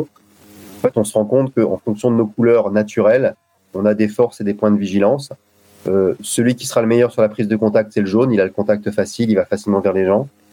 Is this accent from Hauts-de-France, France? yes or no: yes; Lille, Hauts-de-France, France; now in Saint-Maur, France; j'habite Saint-Maur et je suis originaire de Lille